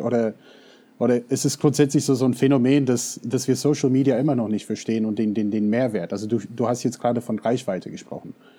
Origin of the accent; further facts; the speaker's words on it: United States; German is a second language; now in Germany; ich bin in den USA aufgewachsen, Deutsch ist nicht unbedingt meine Muttersprache